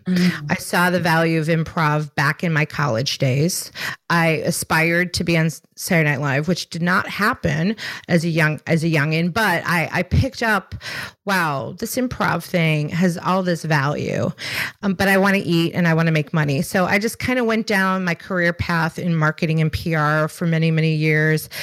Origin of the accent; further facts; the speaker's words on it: Chicago, Illinois, United States; now in South Carolina, United States; I'm born and raised in Chicago